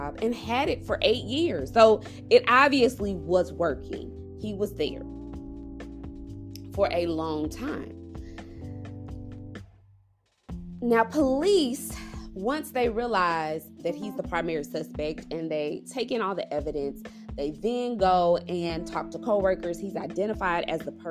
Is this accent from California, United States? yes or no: no; Dallas, Texas, United States; also born or lived in Frisco, Texas; I'm from Dallas, but I stay in a suburb very far north of Dallas called Frisco